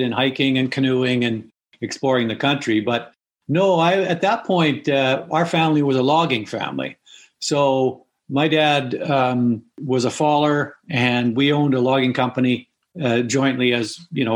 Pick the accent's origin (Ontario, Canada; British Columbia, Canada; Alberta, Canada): British Columbia, Canada; in British Columbia in the 50s, when I grew up, it was a pretty wild country then. We grew up on the Alaska or the Heart Highway